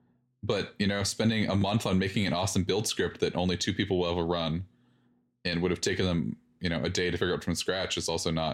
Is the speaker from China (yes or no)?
no; Canada; I'm Canadian, nope.